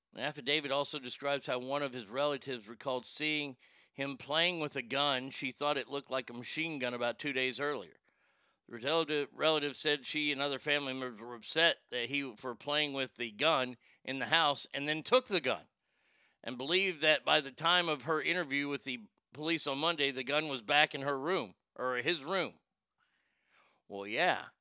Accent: Garland, Texas, United States; it was my hometown

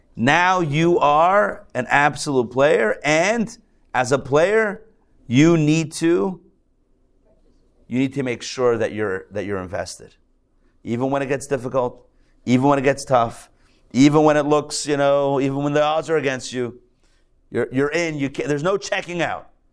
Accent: Pittsburgh, Pennsylvania, United States; now in Atlanta, United States; I'm a Pittsburgh guy. You know, I'm from Pittsburgh.

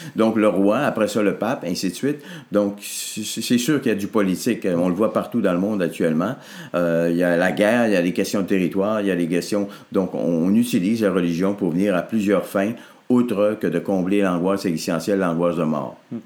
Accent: Arvida, Quebec, Canada; je suis né au monde à Arvida, dans une paroisse qui s'appelait Saint-Jacques. C'était tout petit, là, notre patelin

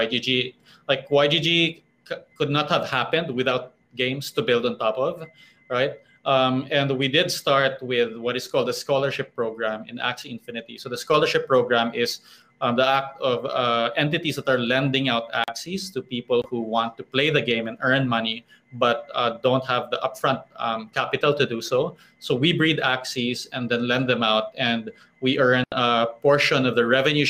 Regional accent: Philippines; here in my home country, in the Philippines

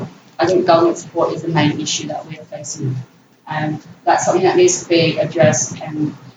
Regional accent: Australia; now in London, United Kingdom; I'm from Australia

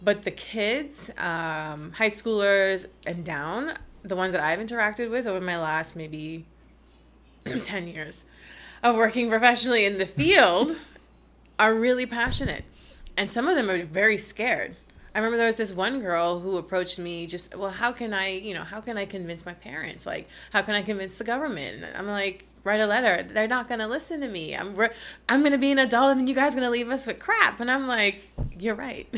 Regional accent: Nassau, New Providence, Bahamas; also born or lived in United States; I grew up in Nassau, New Providence, uh, like most Nassauvians do.

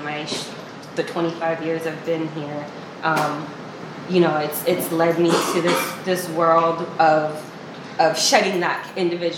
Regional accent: Wailua, Hawaii, United States; also born or lived in East Oakland, California; now in Oakland, United States; I was born and raised in Wailua, Hawaii

